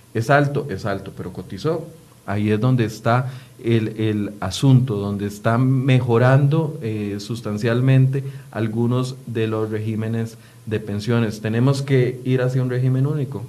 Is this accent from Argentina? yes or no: no; Costa Rica; todos somos costarricenses